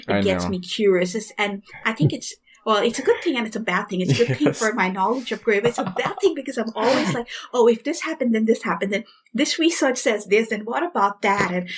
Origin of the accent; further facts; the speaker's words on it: India; moved away; I'm from India